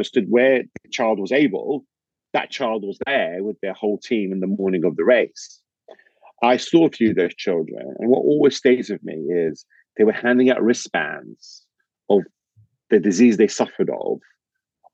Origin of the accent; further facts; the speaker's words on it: London, United Kingdom; I'm from London